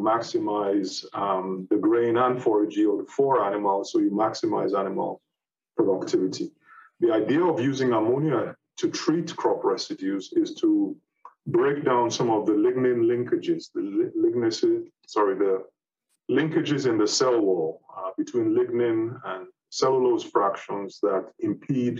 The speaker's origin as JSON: {"language": "English", "country": "Nigeria", "also_born_or_lived": "United Kingdom", "moved": "as an adult", "said": "I'm a Nigerian originally"}